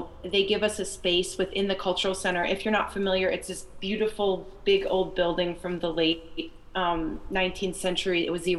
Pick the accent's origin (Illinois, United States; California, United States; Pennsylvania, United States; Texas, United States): Illinois, United States; Chicago; I'm from Chicago, and I recently got an MFA at the University of Illinois at Chicago.